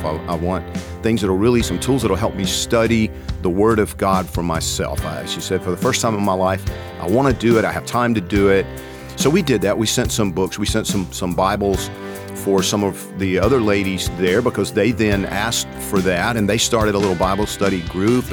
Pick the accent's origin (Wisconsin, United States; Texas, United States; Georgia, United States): Georgia, United States; I'm from Georgia